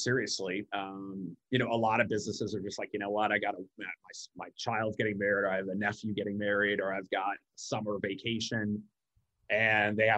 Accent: Omaha, Nebraska, United States; moved away; I'm from Omaha, Nebraska originally.

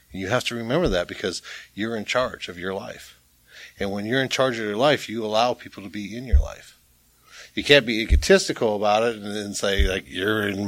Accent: Boston, Massachusetts, United States; I'm from Boston, Massachusetts.

